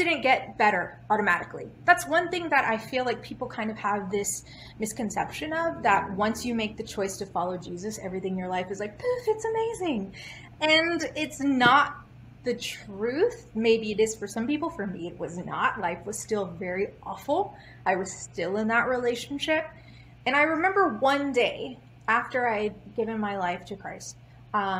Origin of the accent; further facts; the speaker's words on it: Houston, Texas, United States; Born and raised in Houston, Texas